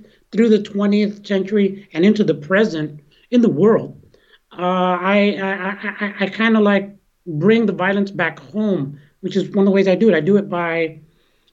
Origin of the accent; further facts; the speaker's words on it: San Francisco, California, United States; I grew up here in San Francisco